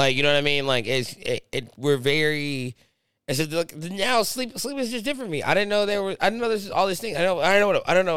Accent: Atlanta, Georgia, United States; I'm from Atlanta

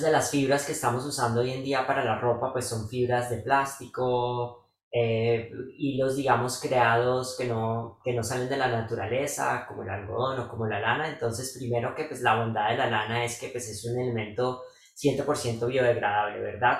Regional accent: Bogotá, Colombia; los que somos de Bogotá y vivimos en Tierra Fría

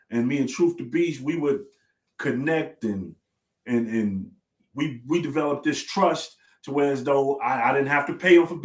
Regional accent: New York City, New York, United States; I'm from Brooklyn, native

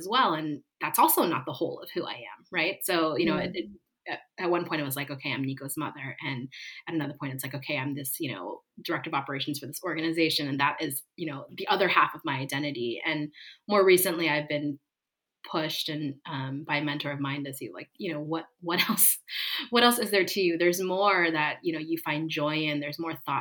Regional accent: East Coast, United States; also born or lived in California / New York; now in Los Angeles, United States; I live in California, where I spent a lot of my life, but I grew up on the East Coast, and I spent 5 years living in New York

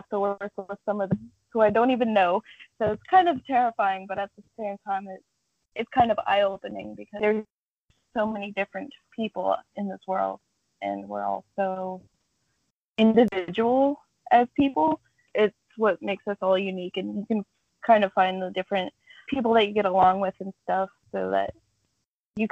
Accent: Dalton, Ohio, United States; I'm from Dalton, Ohio. That's like small town, literally surrounded by farmland

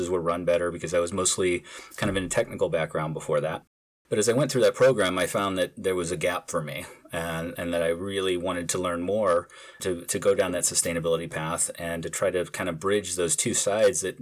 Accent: St. Louis, Missouri, United States; I grew up in St. Louis, Missouri, you know, in the Midwest

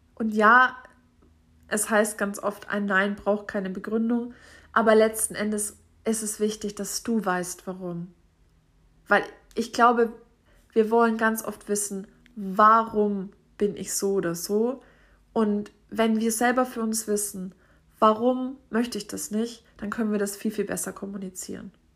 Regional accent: Franconia, Bavaria, Germany; bei uns in Franken

